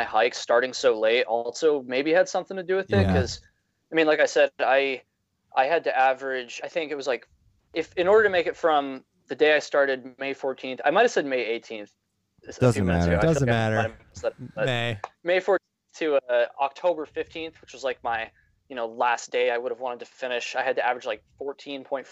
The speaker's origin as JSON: {"language": "English", "town": "Burlington", "region": "Vermont", "country": "United States", "said": "I'm from Vermont"}